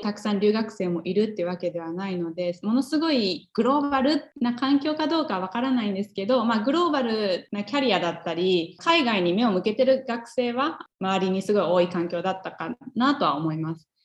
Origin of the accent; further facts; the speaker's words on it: Japan; moved away as an adult; now in Minnesota, United States; もう私はずっと日本で生まれ育ってきたので